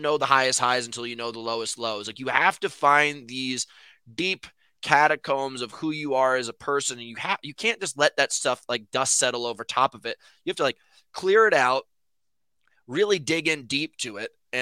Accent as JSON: {"language": "English", "town": "New York City", "region": "New York", "country": "United States", "said": "I'm from New York City"}